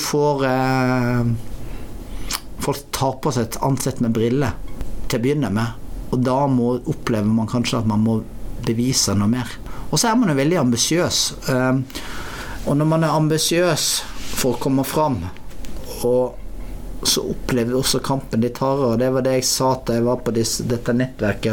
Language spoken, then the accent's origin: Norwegian; Norway; moved away; jeg er oppvokst i Norge og er veldig etnisk norsk i kulturell, mitt kulturelle uttrykk. For jeg vokste opp på lita bygd